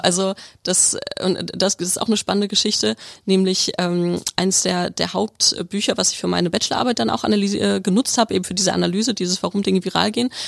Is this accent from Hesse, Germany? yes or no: no; Bielefeld, North Rhine-Westphalia, Germany; moved away as an adult; also born or lived in Stuttgart / Tübingen; Ich komme aus Nordrhein-Westfalen, aus Bielefeld, aus der Stadt, die es nicht gibt